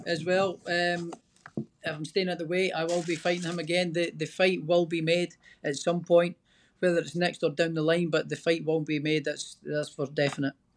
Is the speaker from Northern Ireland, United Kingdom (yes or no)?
no; Scotland, United Kingdom; I'm Scottish.